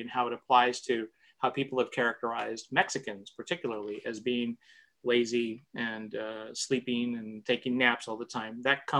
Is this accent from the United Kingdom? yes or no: no; Spain; Because I meet people from the U.S. and they don't think I'm Hispanic, even though I'm from Spain.